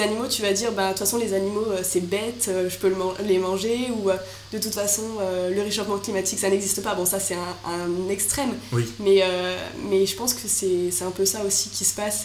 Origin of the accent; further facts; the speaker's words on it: Marseille, Provence-Alpes-Côte d'Azur, France; moved away as an adult; also born or lived in Lyon; now in Paris, France; je suis née à Lyon à la base. bon, je suis restée un ou deux ans maximum. Ensuite, je suis venue à Marseille.